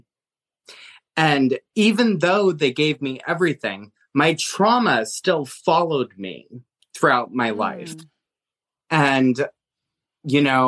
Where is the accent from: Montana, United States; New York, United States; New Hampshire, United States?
Montana, United States; now in Pennsylvania, United States; I grew up in Montana with very rare opportunities